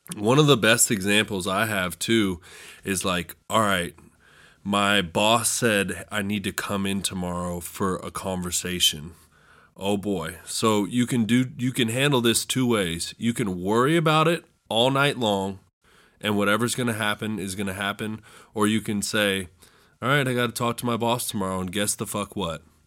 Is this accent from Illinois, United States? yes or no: no; California, United States; moved away as an adult; now in West Virginia, United States; I'm from the suburbs. I'm not from California in the movies